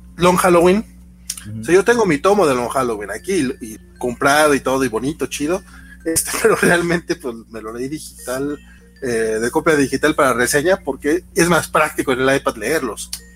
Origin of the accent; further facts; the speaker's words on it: Durango, Mexico; yo soy de Durango Capital